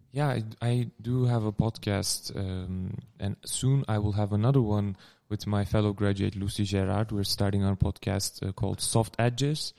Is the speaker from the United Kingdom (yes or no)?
no; Turkey; English is a second language; moved away as an adult; also born or lived in Amsterdam, Netherlands; now in Netherlands; I am from Turkey. I moved here in 2015 for my studies at the Gerrit Academy in Amsterdam